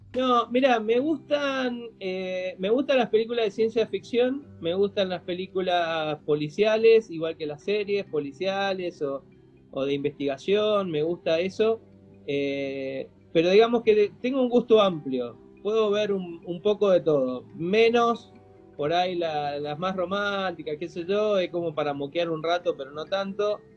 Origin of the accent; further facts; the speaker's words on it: Mendoza, Argentina; also born or lived in Buenos Aires; yo me crié prácticamente en Mendoza